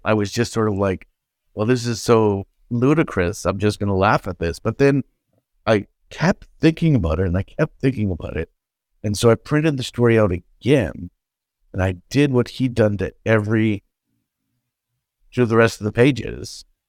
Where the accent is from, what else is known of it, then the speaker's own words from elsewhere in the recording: Canada; I'm Canadian